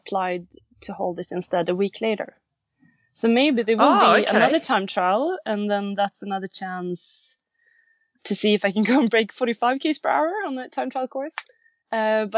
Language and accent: English; Sweden; I'm from Sweden, which is a very, very small country